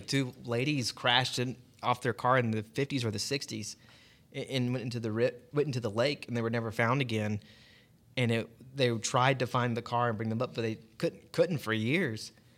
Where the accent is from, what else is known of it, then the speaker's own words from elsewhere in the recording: Cobb County, Georgia, United States; now in Gwinnett County, United States; I grew up in Cobb, so now living over here in Gwinnett, close to Lake Lanier